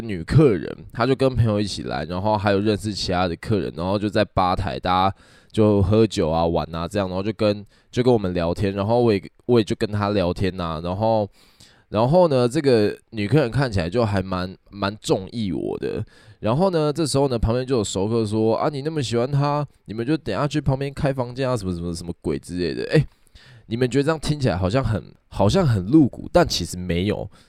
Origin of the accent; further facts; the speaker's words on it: Kaohsiung, Taiwan; 以前呢，我在前几集有有提过我是高雄人。然后呢，我住在高雄的南端，就是小港。小港就是有机场的那个地方就对了。